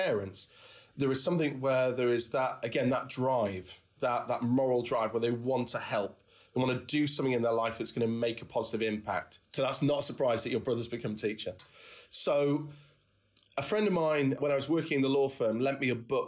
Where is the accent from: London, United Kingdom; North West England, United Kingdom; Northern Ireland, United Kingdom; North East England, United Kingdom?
North West England, United Kingdom; the Wirral; I grew up in the Wirral, and going shopping to Birkenhead